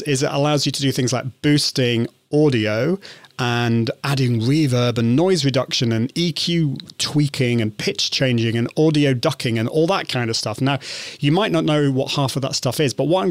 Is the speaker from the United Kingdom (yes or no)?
yes; United Kingdom; I'm British, so I call it route